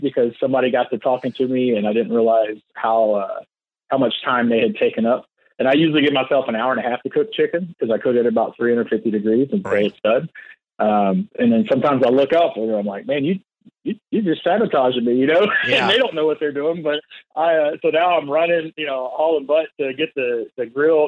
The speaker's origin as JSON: {"language": "English", "town": "Crosby", "region": "Texas", "country": "United States", "tie": "born or raised there", "said": "I grew up in Crosby, Texas"}